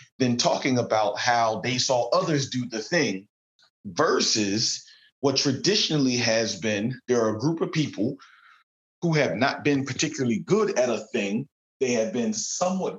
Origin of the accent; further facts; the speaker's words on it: Philadelphia, Pennsylvania, United States; being from the Delaware Valley area, I'm from Philadelphia